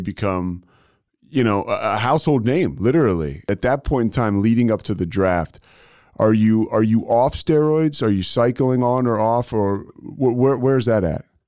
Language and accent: English; Philadelphia, Pennsylvania, United States; moved away; I'm from Philly, so all my friends are are uh, a lot of them are still up there